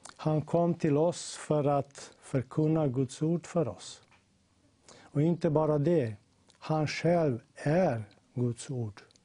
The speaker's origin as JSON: {"language": "Swedish", "country": "Slovenia", "said": "jag kommer från Slovenien"}